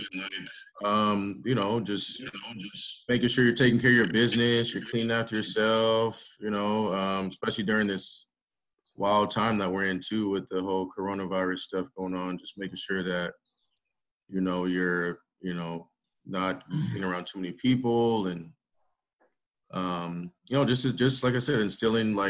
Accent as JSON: {"language": "English", "town": "Brentwood", "region": "California", "country": "United States", "tie": "born or raised there", "said": "me growing up in Brentwood"}